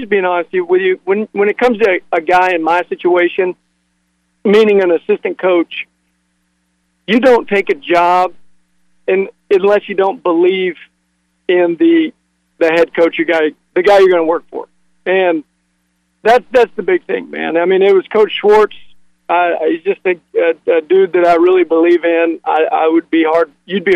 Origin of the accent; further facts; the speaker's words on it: Seminole, Texas, United States; moved away; I grew up in Seminole, Texas.